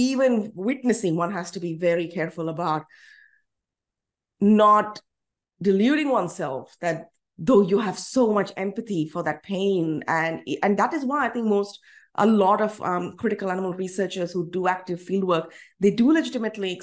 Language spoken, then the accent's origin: English; India; now in Australia; As an Indian citizen